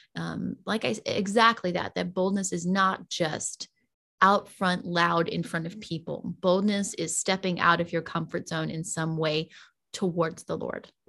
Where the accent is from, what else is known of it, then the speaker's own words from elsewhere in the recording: the South, United States; now in Las Vegas, United States; I was raised in the South, I was raised in the Bible Belt